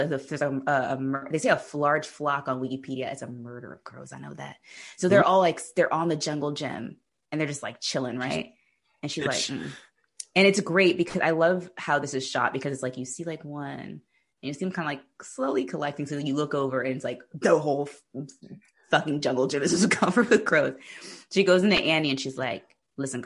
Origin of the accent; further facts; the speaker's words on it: Maryland, United States; I'm from Maryland